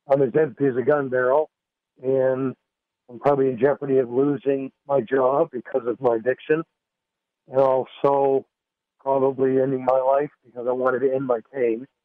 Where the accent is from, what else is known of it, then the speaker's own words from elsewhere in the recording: Windsor, Nova Scotia, Canada; also born or lived in Dartmouth, Nova Scotia; And I came home to Windsor, which is my hometown. I was living in Dartmouth Nova Scotia